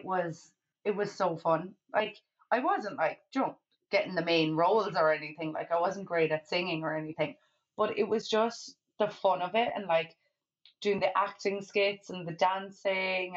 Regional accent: Kerry, Munster, Ireland; a place in Kerry, my hometown

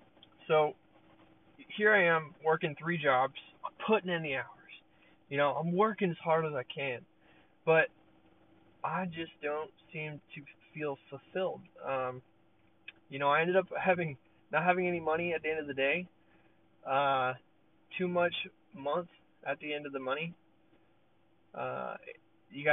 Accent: Peoria, Arizona, United States; I'm from Arizona. So I'm in Peoria, Arizona

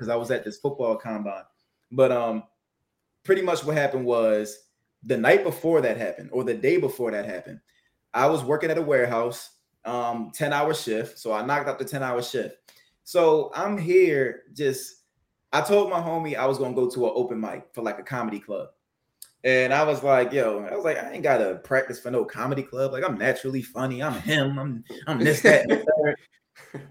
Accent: Baltimore, Maryland, United States; I'm from Baltimore, Maryland

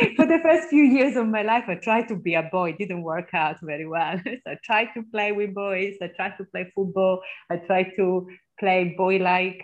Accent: Southern Italy, Italy; English is a second language; moved away as an adult; also born or lived in Birmingham, England; now in England; I come from the South

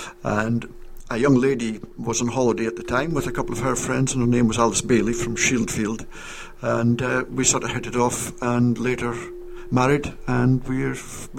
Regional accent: Auchnagatt, Scotland, United Kingdom; moved away; I'm from Auchnagat.

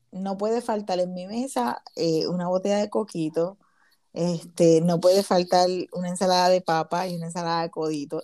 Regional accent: Puerto Rico; moved away as an adult; now in United States

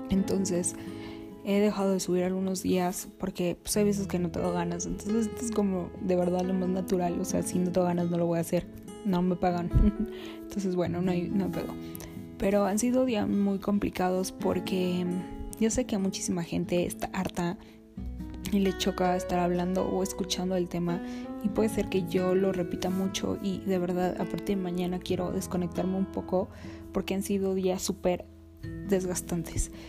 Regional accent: Mexico; si sabes de qué tamaño es el país que estás gobernando y lo necio que somos los mexicanos

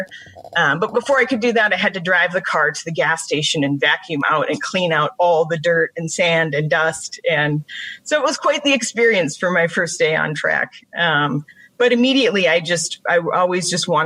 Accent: Brainerd, Minnesota, United States; also born or lived in Duluth, Minnesota; I grew up in the Brainerd Lakes area

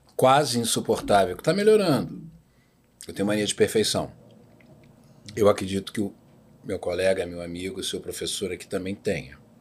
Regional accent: Rio de Janeiro, Brazil; Eu morei a vida inteira em Botafogo

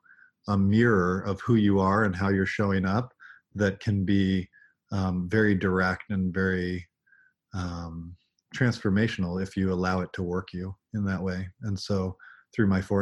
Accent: Alaska, United States; moved away as an adult; also born or lived in Bay Area, California / Big Sur, California; growing up in Alaska, there was this sense of reverence for the raw power of nature.

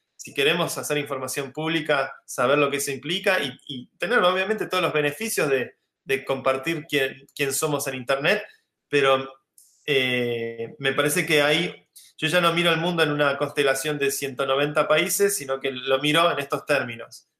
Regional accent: Argentina; now in Madrid, Spain; Yo soy argentino

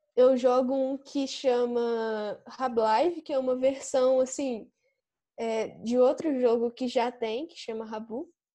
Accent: São João del-Rei, Minas Gerais, Brazil; Eu sou de São João do Rei e eu estudo no Instituto Federal Sudeste de Minas.

